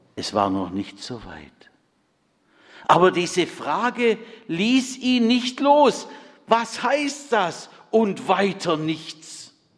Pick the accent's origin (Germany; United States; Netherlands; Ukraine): Germany; Bad Friedrichshall, Baden-Württemberg; in Bad Friedrichshain-Kochendorf, meinem Heimatort